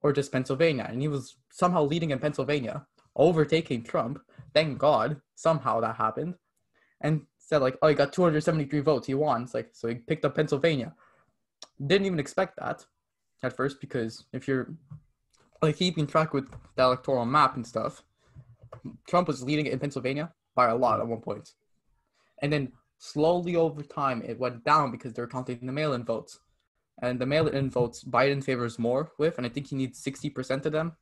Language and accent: English; Canada; also born or lived in Quebec; I like being Canadian